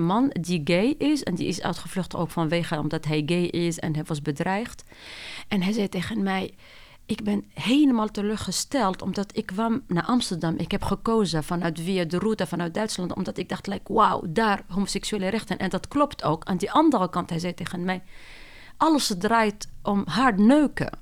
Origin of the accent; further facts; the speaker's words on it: Tunisia; Dutch is a second language; moved away as an adult; also born or lived in France; now in Netherlands; ben ik opgegroeid in Tunesië en niet in Nederland